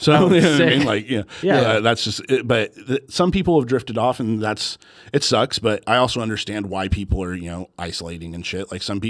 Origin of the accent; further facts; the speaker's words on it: Sacramento, California, United States; moved away; I'm from Sacramento